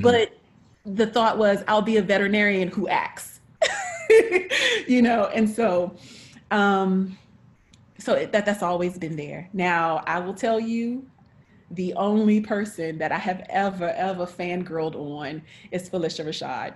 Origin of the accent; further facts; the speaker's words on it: North Carolina, United States; I'm from North Carolina. Uh, I'm a country girl